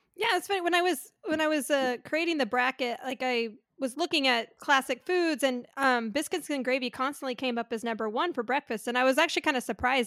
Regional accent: North Carolina, United States; moved away; also born or lived in California; I was born in North Carolina. I always had grits for breakfast, but when I moved to California

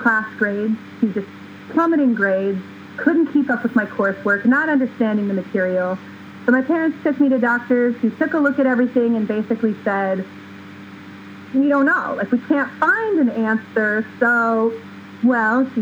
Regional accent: California, United States; moved away as an adult; now in Oregon, United States; born and raised in California

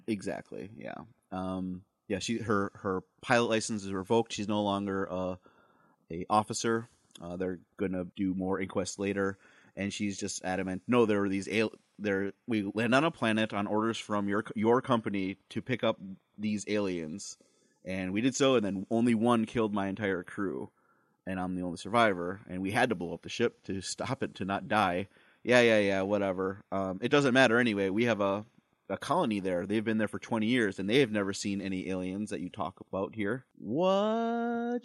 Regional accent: Wisconsin, United States; we're from Wisconsin

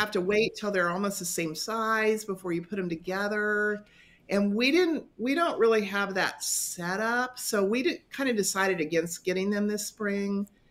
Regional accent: western Kansas, United States; now in North Newton, United States; I grew up in a little tiny town in the western part of the state, not too far from the Colorado border.

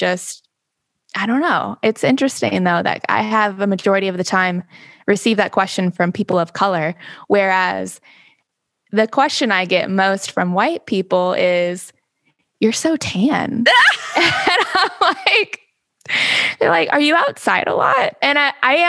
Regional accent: Phoenix, Arizona, United States; growing up in Phoenix

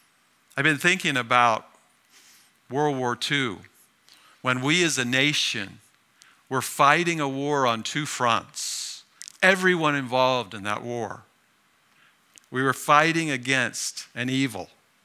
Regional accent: Oxford, South East England, United Kingdom; born there; I was born in near Oxford, England.

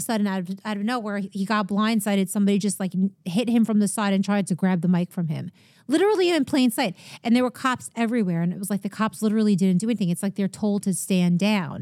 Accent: Long Island, New York, United States; I grew up in Long Island

